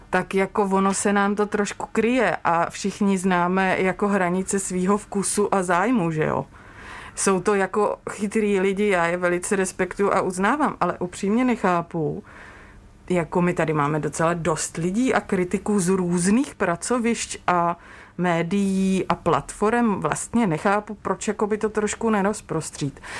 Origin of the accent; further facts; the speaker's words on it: Moravia, Czechia; Já jsem z Moravy